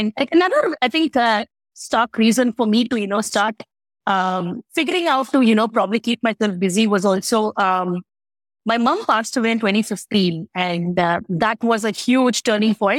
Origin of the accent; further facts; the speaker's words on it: Chennai, Tamil Nadu, India; moved away as an adult; also born or lived in Delhi; I'm from Chennai, southern part of India, born, brought up Chennai.